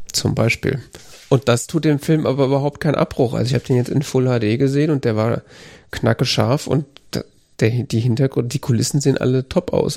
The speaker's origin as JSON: {"language": "German", "country": "Germany", "said": "als Deutscher"}